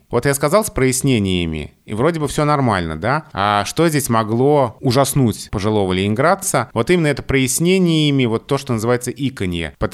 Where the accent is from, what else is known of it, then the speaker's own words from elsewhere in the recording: Moscow, Russia; accent: Moscow; Я москвич, и э, когда я оказываюсь где-то в других регионах России, то в моей речи узнают московскую речь, хотя мне это кажется странным.